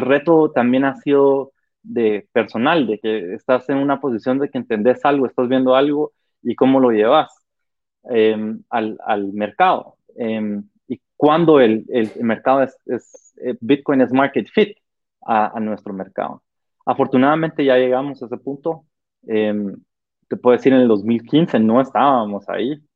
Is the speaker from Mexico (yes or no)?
no; Guatemala